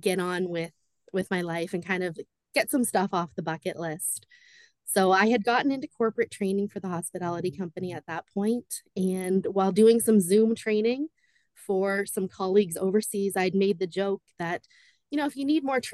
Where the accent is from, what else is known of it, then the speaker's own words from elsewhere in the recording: New Brunswick, Canada; also born or lived in Ajax, Ontario / Pickering, Ontario; So I was born in Ajax, Pickering, Ontario, and I moved to New Brunswick just before I turned 9. So I've been here most of my life